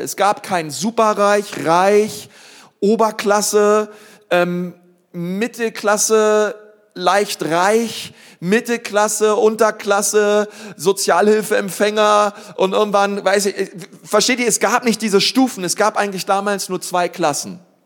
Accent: Berlin, Germany; Ich bin aufgewachsen in Berlin-Spandau

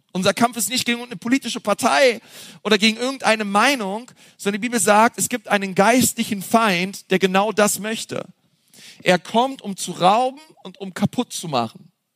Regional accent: Berlin, Germany; now in Franconia, Germany; Ich komme ja aus Berlin

